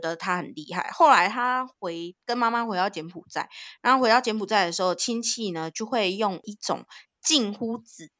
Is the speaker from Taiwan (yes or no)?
yes; Taiwan; 在台湾当了这二十几年的新二代，从小我也说了嘛，从小有遭遇到不一样的经验，有好的有坏的，然后到现在就是在学校这样子教泰语